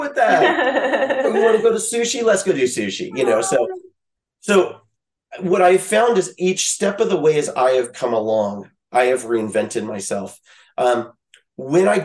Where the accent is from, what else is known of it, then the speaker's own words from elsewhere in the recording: Louisiana, United States; also born or lived in Midwest; now in California, United States; I grew up in Louisiana